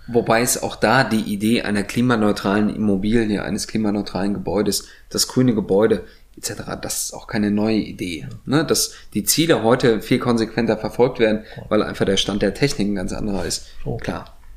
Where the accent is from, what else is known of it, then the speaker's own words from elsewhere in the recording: East Germany, Germany; Kann ich aber als Ostdeutscher behaupten